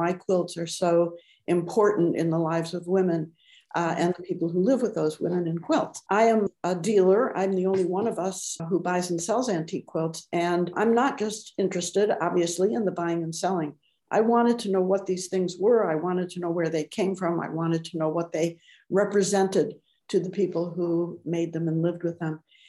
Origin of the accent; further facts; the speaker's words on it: Michigan, United States; moved away as an adult; now in California, United States; I've been in California since 1966, a transplant from Michigan.